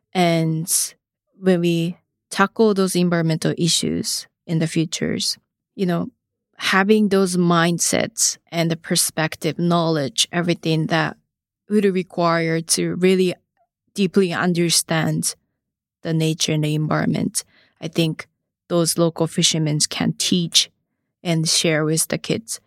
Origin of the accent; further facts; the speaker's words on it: Higashimatsushima, Miyagi, Japan; moved away as an adult; also born or lived in Hawaii; I was born to a rice farmer family in Higashi Matsushima. You know, growing up, of course, rice fields, oceans, and also mountain and forest always surrounded me